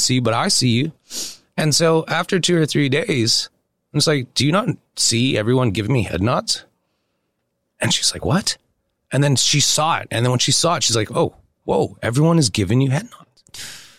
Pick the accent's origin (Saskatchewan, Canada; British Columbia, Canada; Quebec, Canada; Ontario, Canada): Saskatchewan, Canada; Saskatoon; moved away; also born or lived in Beverly Hills; I think being raised, born and raised in Saskatoon, Saskatchewan